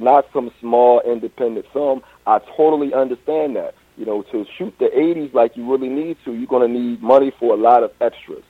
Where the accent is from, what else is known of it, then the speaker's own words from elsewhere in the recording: Philadelphia, Pennsylvania, United States; also born or lived in Pittsburgh / Washington, D.C.; I'm from Philadelphia